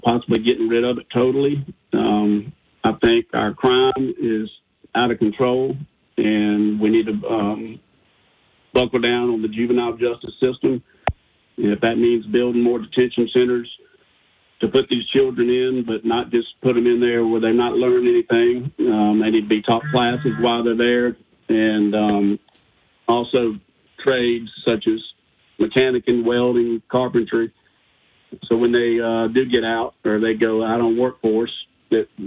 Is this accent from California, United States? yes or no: no; Monroe, Louisiana, United States; I'm basically born and raised in Monroe, Louisiana for most of my life